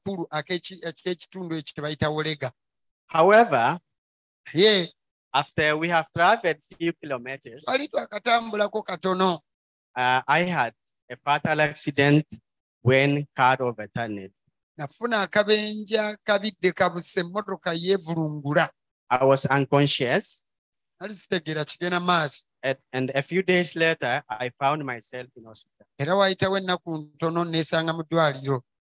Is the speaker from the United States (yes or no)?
no; Ethiopia; first language Oromo; English is a second language; As an Ethiopian.